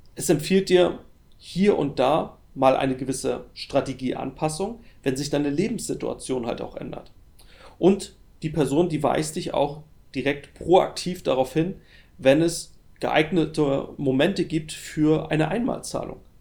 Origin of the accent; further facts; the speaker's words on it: Germany; bei uns in Deutschland